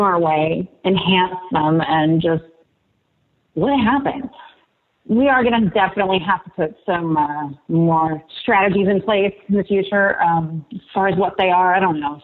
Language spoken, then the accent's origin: English; Martinsburg, West Virginia, United States; We grew up in Martinsburg.